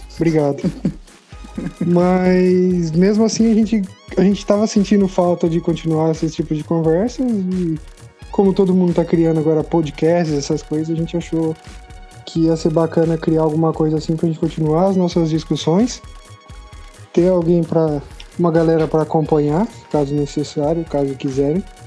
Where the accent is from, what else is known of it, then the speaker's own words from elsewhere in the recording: Brazil; now in Berlin, Germany; eu sou brasileiro assim como os outros dois